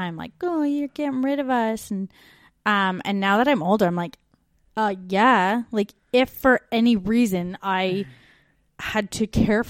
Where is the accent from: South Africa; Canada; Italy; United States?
Canada; now in Australia; We're two Canadian expats now living in Australia and the UK.